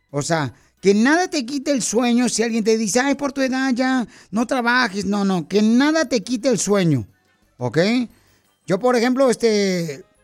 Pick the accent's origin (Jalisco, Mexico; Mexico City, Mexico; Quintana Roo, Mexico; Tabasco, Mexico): Tabasco, Mexico; now in Denver, United States; Porque ¿a qué venimos de Tabasco?